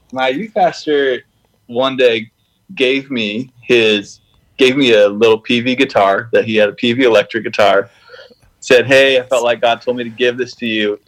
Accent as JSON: {"language": "English", "country": "Canada", "tie": "born or raised there", "said": "I grew up in Canada and played hockey, played basketball, played everything"}